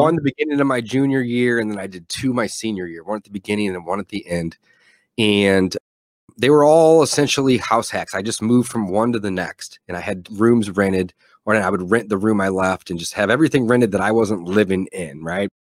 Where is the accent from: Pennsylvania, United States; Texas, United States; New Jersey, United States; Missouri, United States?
Missouri, United States; St. Louis; also born or lived in Columbia, Missouri; I'm from Saint Louis, Missouri, was born and raised here